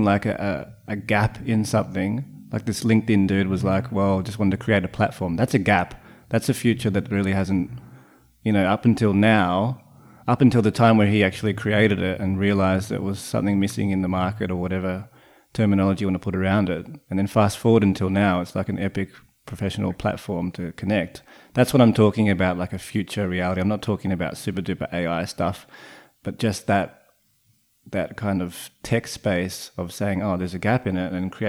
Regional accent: Central Coast, New South Wales, Australia; the majority of us have had growing up on the Central Coast

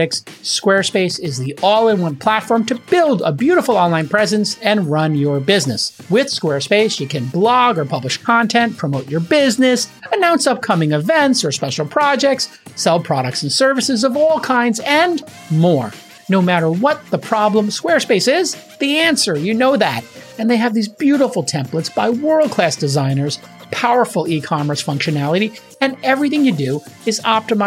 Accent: New York City, New York, United States; moved away as an adult; also born or lived in Manhattan; a former New Yorker growing up in Brooklyn and living in Manhattan as an adult

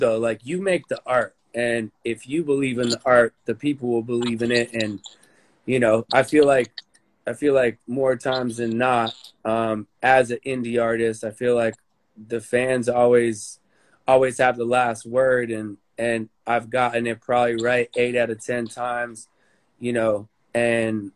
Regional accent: United States

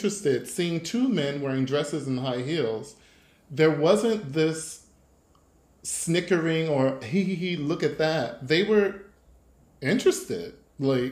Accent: United States; moved away as an adult; now in Germany; as an American who has lived in Germany for over 10 years now

